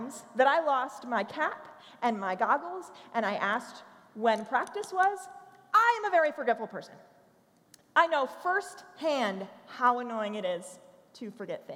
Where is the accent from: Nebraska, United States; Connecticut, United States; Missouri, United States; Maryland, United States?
Maryland, United States; accent: Baltimoreese; also born or lived in Tennessee; I was actually born and raised in Maryland.